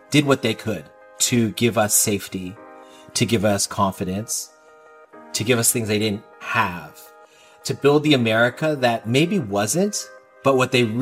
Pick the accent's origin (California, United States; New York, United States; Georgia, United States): California, United States; I'm not Latino. I'm not from Washington Heights. I'm all California kid, but that core, I got it and I could communicate that.